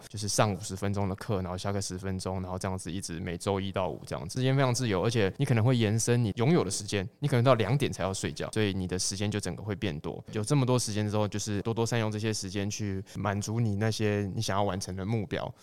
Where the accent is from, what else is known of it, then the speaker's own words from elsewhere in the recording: Kaohsiung, Taiwan; moved away as an adult; also born or lived in Hsinchu; 我是高雄人